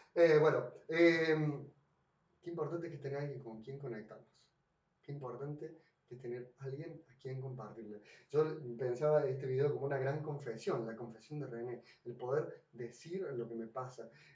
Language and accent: Spanish; Córdoba, Argentina; yo soy cordobés